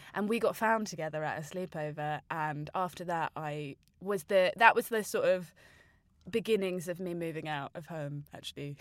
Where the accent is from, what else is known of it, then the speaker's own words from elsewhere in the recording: Margate, South East England, United Kingdom; in my hometown of Margate